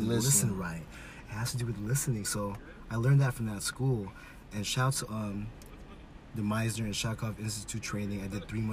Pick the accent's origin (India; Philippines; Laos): Philippines; moved away; also born or lived in West Coast, United States; I'm from the Philippines